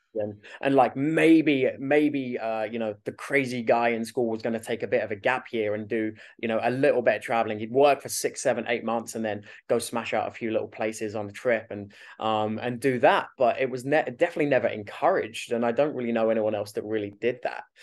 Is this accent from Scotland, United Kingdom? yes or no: no; West Malling, South East England, United Kingdom; moved away as an adult; also born or lived in Australia; I'm from Kent.